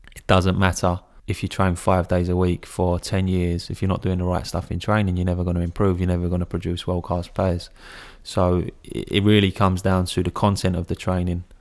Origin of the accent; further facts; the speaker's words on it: England, United Kingdom; I'm English